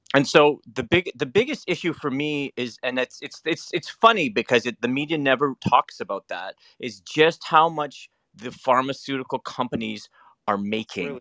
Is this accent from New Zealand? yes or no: no; Canada; I'm Canadian